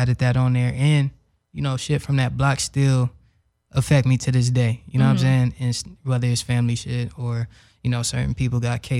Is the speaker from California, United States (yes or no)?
yes; Los Angeles, California, United States; I'm from South Central, you know, 90th Street and all that.